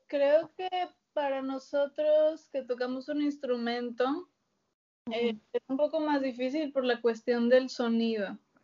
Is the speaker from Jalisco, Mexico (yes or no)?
no; Monterrey, Nuevo León, Mexico; moved away as an adult; yo soy de Monterrey